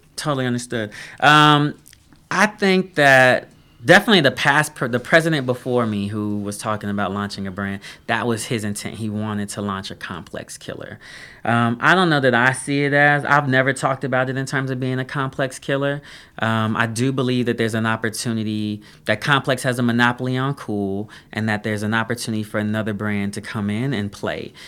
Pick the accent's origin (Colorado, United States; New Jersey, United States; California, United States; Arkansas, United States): Colorado, United States; Denver; moved away as an adult; also born or lived in Duke University, North Carolina; I grew up in, born and raised in Denver, Colorado